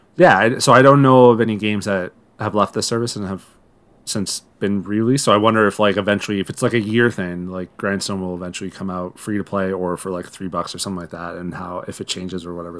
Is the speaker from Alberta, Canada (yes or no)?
no; Owen Sound, Ontario, Canada; now in Toronto, Canada; my hometown of One Sound